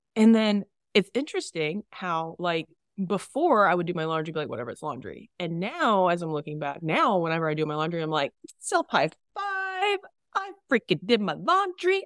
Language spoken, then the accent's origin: English; Texas, United States; Growing up in Texas